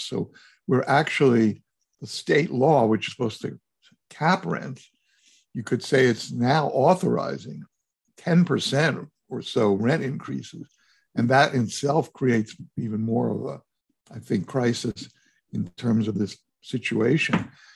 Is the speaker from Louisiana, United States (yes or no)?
no; New York, United States; I was raised in New York, we were renters all my life